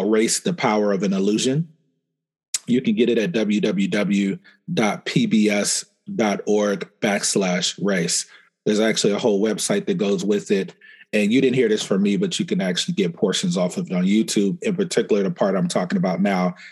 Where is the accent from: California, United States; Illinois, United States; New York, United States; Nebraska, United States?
Nebraska, United States; Omaha; I grew up in Omaha, Nebraska